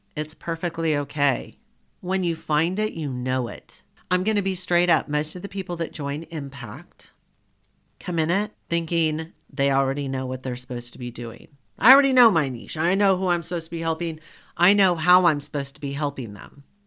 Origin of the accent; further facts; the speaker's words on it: Southern, United States; accent: Southern; my Southern colloquialisms